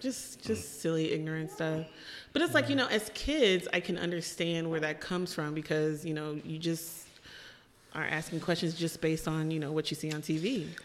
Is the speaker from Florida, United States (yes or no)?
no; Chicago, Illinois, United States; moved away; also born or lived in Indianapolis; I'm actually from Chicago. I don't know if people are familiar with Chicago. Northside, Rogers Park is where I grew up.